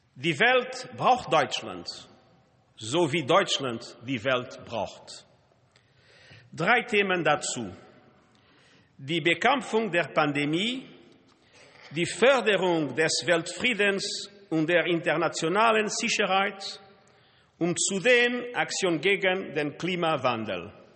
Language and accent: German; Portugal; German is a second language; moved away as an adult; in meinem Heimatland Portugal